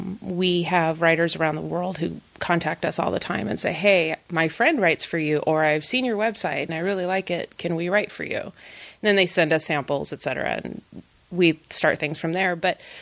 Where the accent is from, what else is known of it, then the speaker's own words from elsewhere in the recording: California, United States; I am a mom from California. I don't understand frozen water you can walk on.